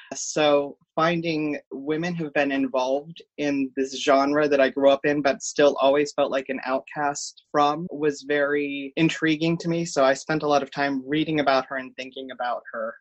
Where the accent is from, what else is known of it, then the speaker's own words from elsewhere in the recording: Cincinnati, Ohio, United States; I am born and raised in Cincinnati, Ohio.